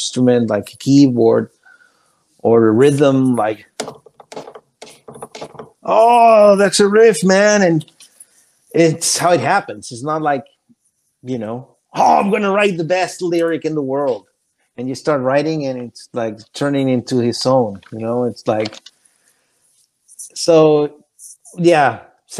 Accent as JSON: {"language": "English", "country": "Chile", "also_born_or_lived": "Florida", "second_language": "English", "moved": "as an adult", "lives_now": "Orlando, United States", "said": "I come from Chile"}